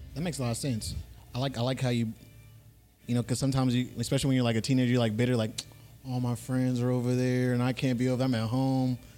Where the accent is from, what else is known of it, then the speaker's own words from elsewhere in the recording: Fresno, California, United States; also born or lived in Hawthorne, California; I can't claim LA because I'm mostly from Fresno.